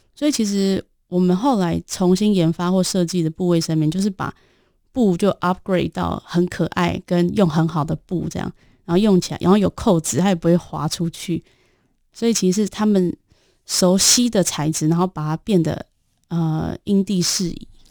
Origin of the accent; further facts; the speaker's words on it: Taiwan; moved away as an adult; now in Nepal; 身为台湾女性